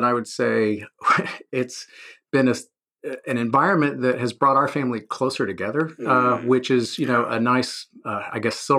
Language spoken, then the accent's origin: English; San Antonio, Texas, United States; So I grew up in San Antonio, Texas. So I'm a native Texan and, you know, a pretty typical middle-class family.